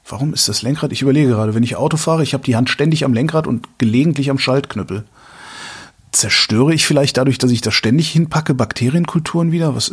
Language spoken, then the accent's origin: German; Cologne, North Rhine-Westphalia, Germany; ich bin Kölner. Ich, ich habe noch nie was von Hachenburg